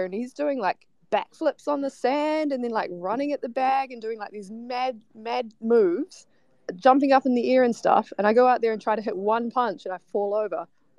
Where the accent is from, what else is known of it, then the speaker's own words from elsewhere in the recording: Australia; We're from Australia.